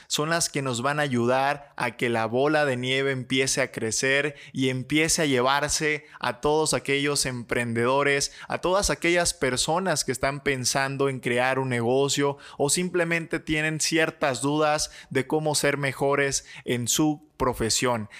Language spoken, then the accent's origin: Spanish; Michoacán, Mexico; soy mexicano, soy michoacano